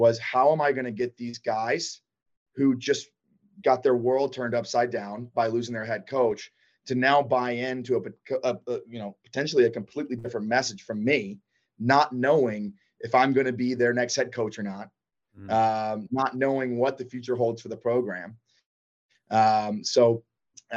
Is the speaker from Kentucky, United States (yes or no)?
no; Athens, Georgia, United States; I grew up in Athens, Georgia